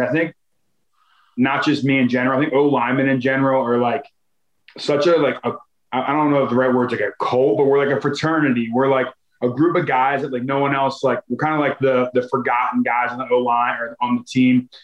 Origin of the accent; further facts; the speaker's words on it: Philadelphia, Pennsylvania, United States; moved away as an adult; also born or lived in New York; now in Arizona, United States; I'm from Philadelphia. I'm from like the suburbs of Philadelphia. So it must just be the Philly in me